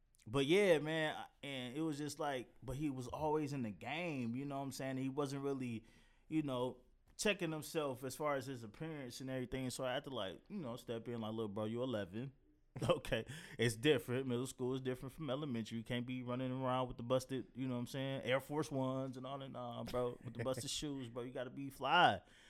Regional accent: Detroit, Michigan, United States; And I'm from Detroit.

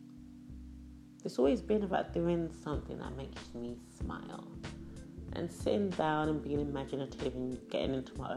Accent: Ghana; moved away; When I was younger, I grew up in Ghana

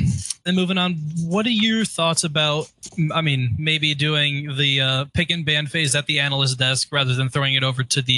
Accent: Orlando, Florida, United States; I'm from Orlando.

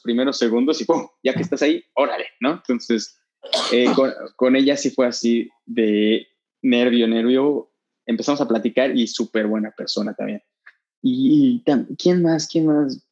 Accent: Veracruz, Mexico; moved away as an adult; now in Mexico City, Mexico; somos de Veracruz

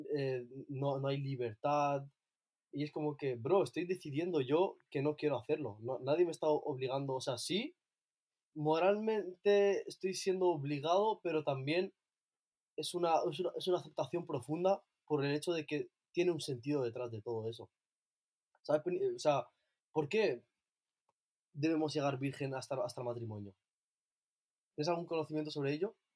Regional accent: Ibiza, Balearic Islands, Spain; also born or lived in Asilah, Morocco; now in Barcelona, Spain; vivo en Barcelona, aunque soy de Ibiza, y soy eh, de Azaila, en Marruecos.

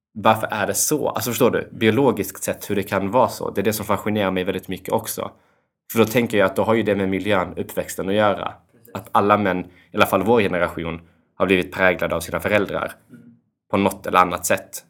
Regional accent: Kosovo; jag kommer från Kosovo

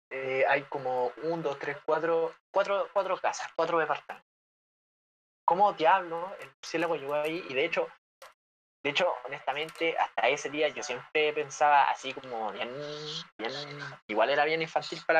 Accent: Valparaíso, Chile; soy porteño nivel, soy porteño nivel 100

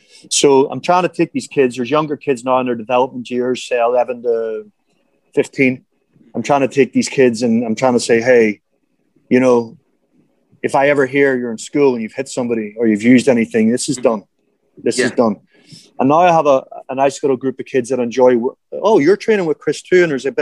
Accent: Ireland; now in Thailand; you growing up in South Africa, me growing up in Ireland, we used to pick a ball for 3 hours a day.

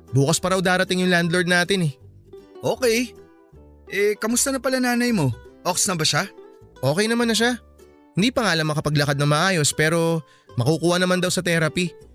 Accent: Philippines; Sabi ko Pinoy ako, may konting dugulang ng hapon. Kasi nga may lahi naman talaga kaming Japanese.

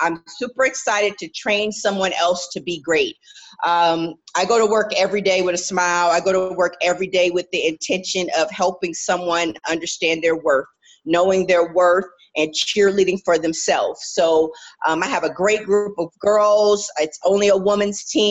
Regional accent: United States; I'm American, I'm a proud American. I love representing my country.

